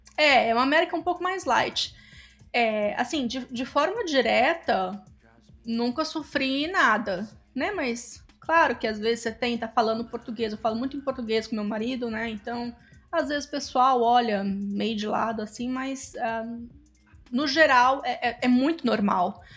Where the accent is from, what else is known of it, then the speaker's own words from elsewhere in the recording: Espírito Santo, Brazil; moved away as an adult; also born or lived in Campinas, Brazil; now in Tampa, United States; Eu sou capixaba.